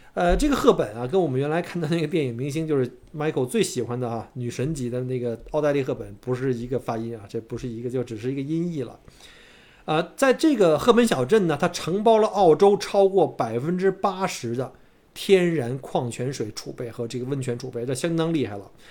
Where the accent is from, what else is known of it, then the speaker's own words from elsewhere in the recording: Beijing, China; moved away as an adult; now in Melbourne, Australia; 在北京长大